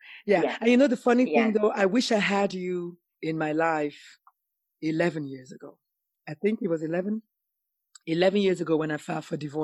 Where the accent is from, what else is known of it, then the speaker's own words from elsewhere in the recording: Nigeria; moved away; also born or lived in South Carolina; as a Nigerian woman